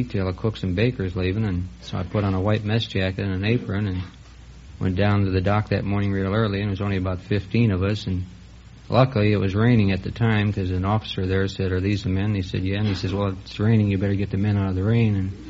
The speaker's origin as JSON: {"language": "English", "town": "Cleveland", "region": "Ohio", "country": "United States", "tie": "born or raised there", "said": "I'm from Cleveland, Ohio, on Lake Erie."}